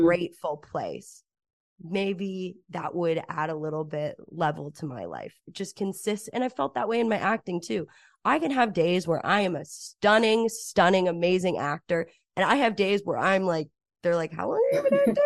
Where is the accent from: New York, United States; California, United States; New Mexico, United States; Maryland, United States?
New Mexico, United States; Cedar Crest; moved away as an adult; now in Los Angeles, United States; growing up in Cedar Crest, New Mexico